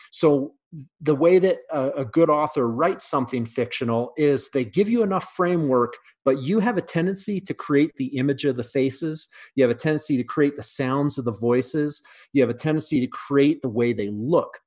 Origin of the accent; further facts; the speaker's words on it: Canada; also born or lived in mountains of Canada; now in United States; I'm Canadian